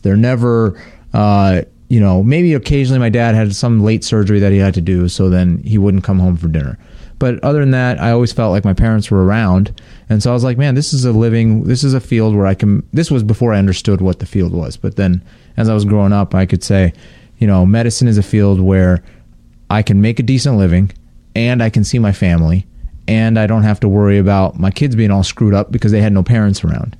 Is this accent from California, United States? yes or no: yes; Inland Empire, California, United States; I grew up in the Inland Empire, so like about an hour east of L.A.